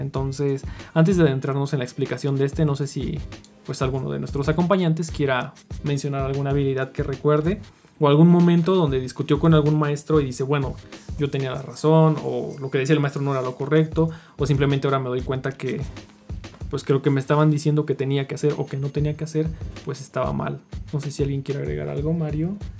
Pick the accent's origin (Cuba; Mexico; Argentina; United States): Mexico; como mexicano